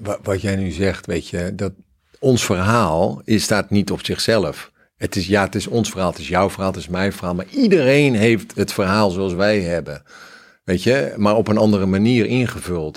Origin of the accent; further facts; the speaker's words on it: Cambodia; now in Netherlands; ik kom uit Cambodja, daar heb ik het wel aardig wat meegemaakt en gezien.